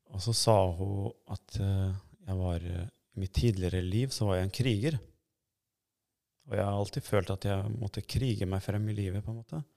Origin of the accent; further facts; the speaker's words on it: Norway; also born or lived in Kosovo / Sweden; jeg er så å si oppvokst her i Norge